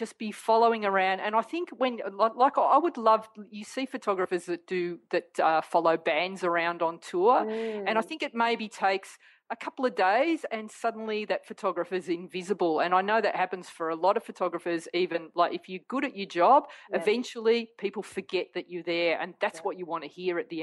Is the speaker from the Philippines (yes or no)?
no; Australia; I'm Australian. I was born here. I'm a proud Australian